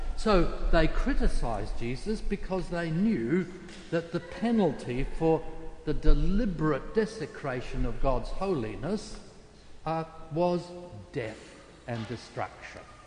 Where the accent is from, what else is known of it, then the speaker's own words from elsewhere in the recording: South Australia, Australia; South Australia, my home state